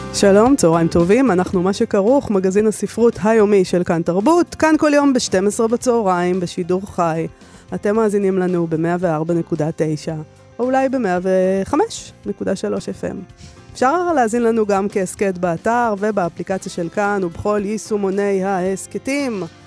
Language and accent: Hebrew; Israel; אנחנו הישראלים